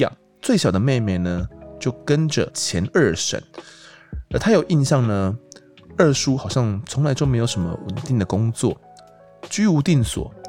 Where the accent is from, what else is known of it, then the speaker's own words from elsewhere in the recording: Kaohsiung, Taiwan; 没错，我们都是高雄人呐。